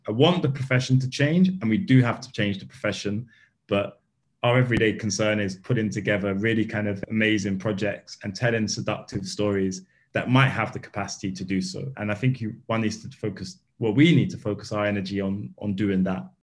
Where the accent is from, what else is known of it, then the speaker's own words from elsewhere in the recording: London, United Kingdom; I grew up in Bethnal Green